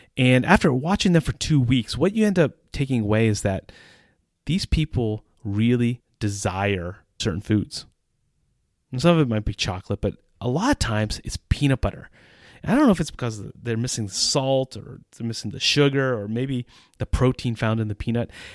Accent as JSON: {"language": "English", "country": "United States", "moved": "as an adult", "lives_now": "Central Europe"}